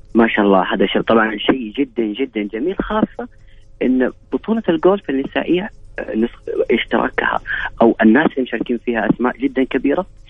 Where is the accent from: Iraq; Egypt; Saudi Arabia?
Saudi Arabia; هنا عندنا في السعوديه